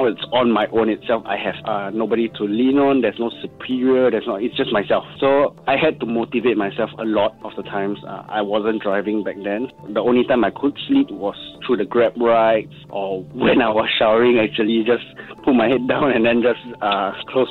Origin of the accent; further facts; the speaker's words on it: Singapore; being a Singaporean, and especially our culture of hawker center